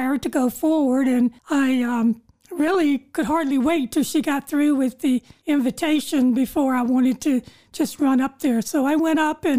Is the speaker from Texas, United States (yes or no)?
no; North Carolina, United States; I grew up in North Carolina.